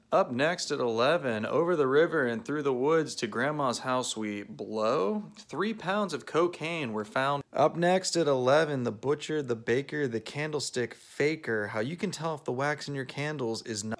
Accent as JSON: {"language": "English", "town": "Cranberry Township", "region": "Pennsylvania", "country": "United States", "tie": "born or raised there", "moved": "yes", "lives_now": "New York, United States", "said": "I grew up just outside of Pittsburgh, a small place called Cranberry Township"}